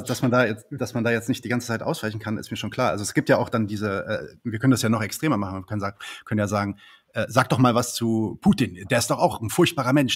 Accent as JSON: {"language": "German", "country": "Palestine", "said": "ich bin ja Palästinenser"}